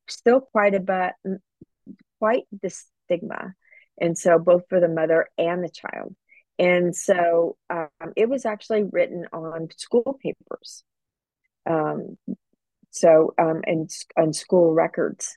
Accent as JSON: {"language": "English", "region": "Southern California", "country": "United States", "tie": "born or raised there", "said": "I grew up in Southern California and really had a great nondescript middle class lifestyle"}